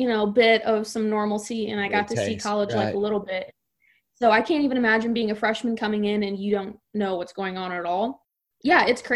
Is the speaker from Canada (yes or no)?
no; Franklin County, Missouri, United States; I'm from Franklin County, small town America over there. I'm an hour west of St. Louis, basically